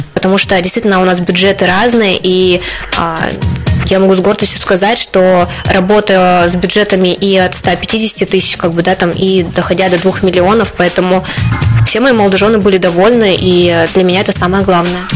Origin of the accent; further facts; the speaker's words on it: Krasnoyarsk, Krasnoyarsk Krai, Russia; moved away as an adult; now in Sarov, Russia; я приехала из Сибири, из э, О. города Красноярска